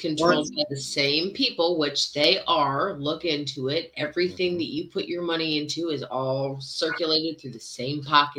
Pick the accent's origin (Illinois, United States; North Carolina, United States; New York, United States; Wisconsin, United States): New York, United States; now in Kentucky, United States